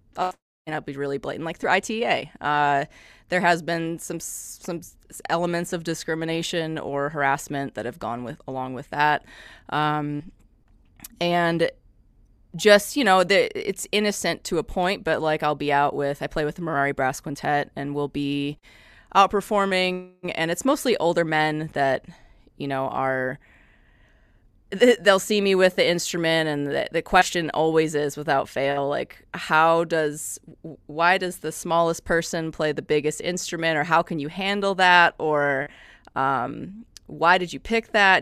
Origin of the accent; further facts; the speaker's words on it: Midwest, United States; moved away as an adult; also born or lived in Madison, Wisconsin; now in Johnson City, United States; I'm originally from the Midwest